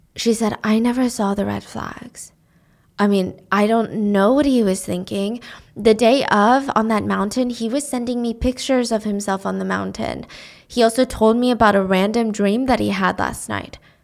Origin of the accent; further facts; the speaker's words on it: United States; I'm an American. I was born here